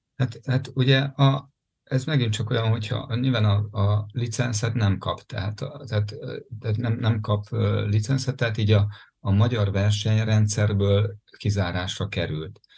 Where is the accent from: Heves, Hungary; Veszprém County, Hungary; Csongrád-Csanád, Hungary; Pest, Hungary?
Veszprém County, Hungary; Ajka; az Ajka Duatonon indultam például, ahol, onnan származom